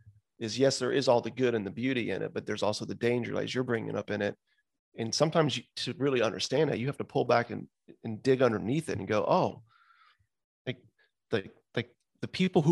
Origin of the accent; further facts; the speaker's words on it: the South, United States; So it's a hard name, man. I'm from the South.